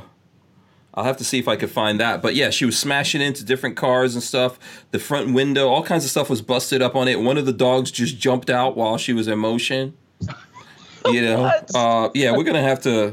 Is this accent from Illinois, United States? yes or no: no; New York, United States; moved away; I'm a New Yorker